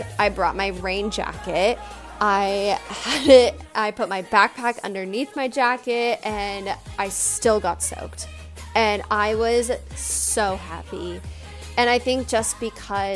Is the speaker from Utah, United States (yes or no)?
no; California, United States; I am from California, I grew up going to Disney